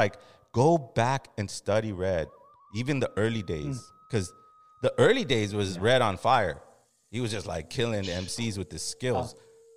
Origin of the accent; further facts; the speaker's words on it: Los Angeles, California, United States; We're from Los Angeles.